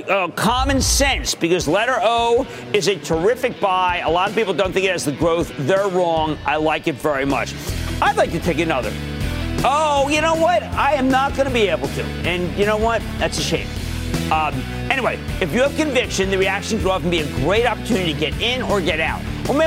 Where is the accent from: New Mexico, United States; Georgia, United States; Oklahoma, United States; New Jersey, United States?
New Jersey, United States; Bill in my home state of New Jersey.